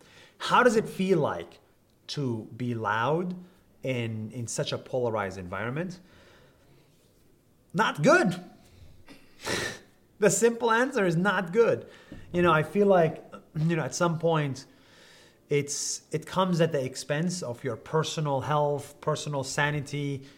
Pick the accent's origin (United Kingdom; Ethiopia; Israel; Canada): Israel; English is a second language; So I grew up in Israel as a Palestinian.